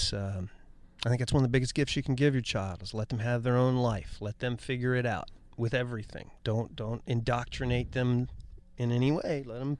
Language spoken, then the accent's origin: English; Ohio, United States; born or raised there; moved away